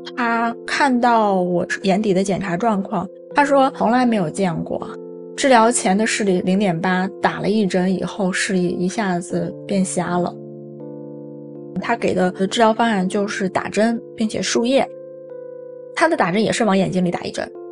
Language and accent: Chinese; Xingtai, Hebei, China; also born or lived in Hong Kong; now in Beijing, China; 现在三十九岁，我来自河北省邢台市